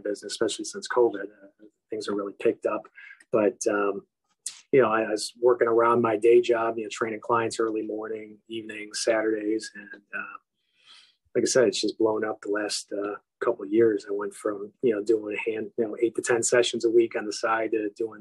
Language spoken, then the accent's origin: English; Chicago, Illinois, United States; I'm born and raised in Chicago, been here in the same neighborhood my whole life.